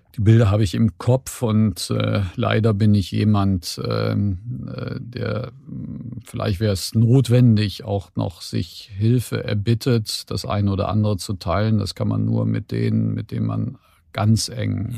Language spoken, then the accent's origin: German; Cologne, North Rhine-Westphalia, Germany; bin ich in dem Sinne auf der falschen Rheinseite geboren, nämlich in Köln-Kalk